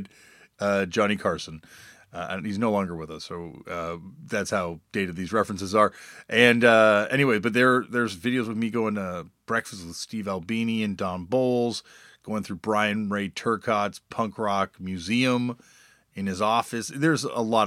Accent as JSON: {"language": "English", "town": "Toronto", "region": "Ontario", "country": "Canada", "tie": "born or raised there", "said": "growing up in Toronto"}